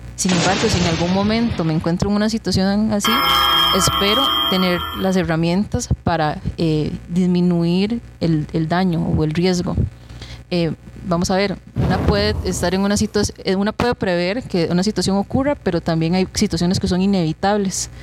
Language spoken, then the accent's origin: Spanish; Buenos Aires, Puntarenas, Costa Rica; also born or lived in Pérez Zeledón, Costa Rica; yo soy oriunda de Buenos Aires de Punta Arenas. Nací en Pérez Celedón.